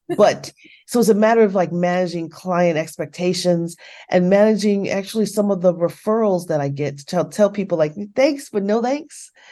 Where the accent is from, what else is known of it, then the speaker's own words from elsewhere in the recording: United States; here in the States